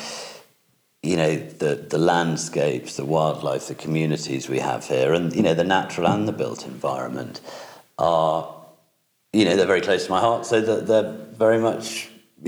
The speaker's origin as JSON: {"language": "English", "area": "Wensleydale", "region": "Yorkshire and the Humber", "country": "United Kingdom", "said": "For me, home is it's Wensleydale. It is the Bolton estate, and the castle sits at the heart"}